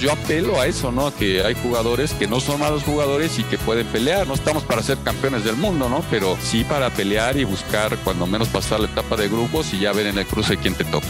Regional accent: Mexico; como buenos mexicanos

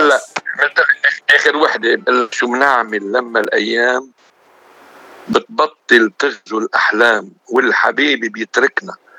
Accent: Hadath, Mount Lebanon, Lebanon; moved away as an adult; ولاد ضيعتي الحدث

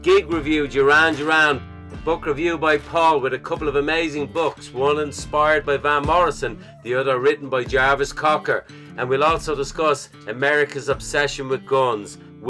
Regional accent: Ireland; I'm an Irishman

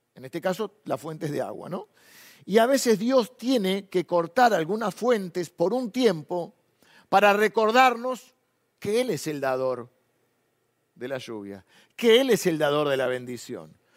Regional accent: Argentina; nos gusta a los argentinos

